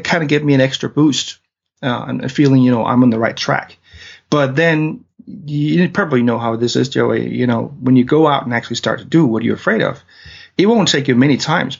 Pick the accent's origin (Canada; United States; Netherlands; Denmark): Denmark; English is a second language; now in London, United Kingdom; I'm from Denmark, hence my weird accent.